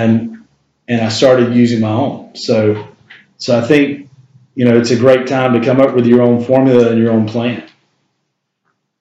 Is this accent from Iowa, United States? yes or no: no; Shelby, North Carolina, United States; I'm from Shelby, North Carolina.